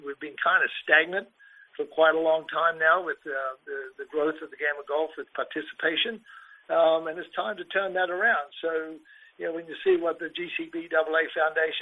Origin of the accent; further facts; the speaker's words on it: Australia; now in United States; I grew up in Australia as a kid